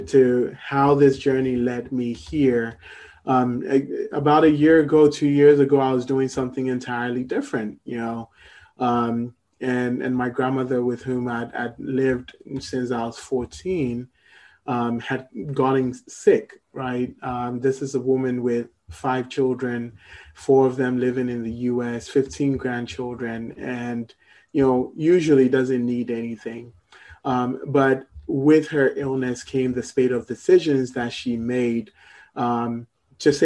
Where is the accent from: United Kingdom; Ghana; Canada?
Ghana; moved away as an adult; also born or lived in Morocco / Columbus, Ohio; I was born in Ghana, lived in Ghana for about 17 years growing up, and then moved to Morocco for college.